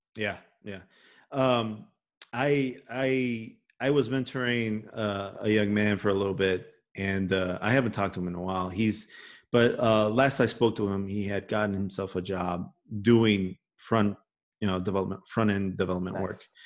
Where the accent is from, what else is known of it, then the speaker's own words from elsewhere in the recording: Chicago, Illinois, United States; accent: Chicago; I grew up in Little Village.